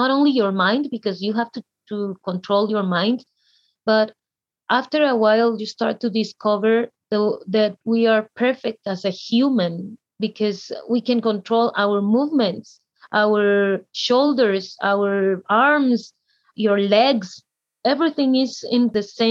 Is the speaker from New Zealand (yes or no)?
no; Guatemala; I'm from Guatemala